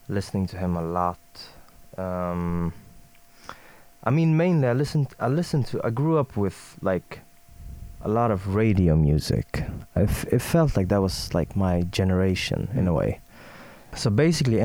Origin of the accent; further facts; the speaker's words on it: Stockholm, Stockholm County, Sweden; English is a second language; I'm from Sweden, born and raised in Stockholm.